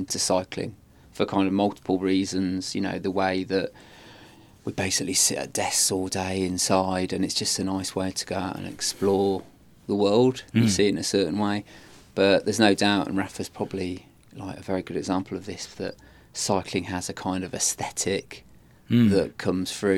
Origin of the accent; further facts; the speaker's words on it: the Midlands, England, United Kingdom; We're both from the Midlands.